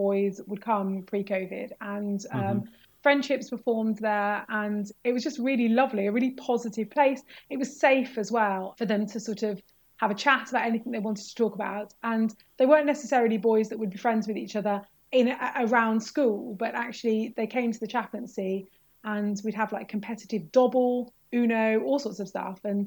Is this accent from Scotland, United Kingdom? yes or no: no; Birmingham, West Midlands, United Kingdom; moved away as an adult; also born or lived in Leicester; I grew up in Birmingham and I went to King Edward's Camp Hill School for Girls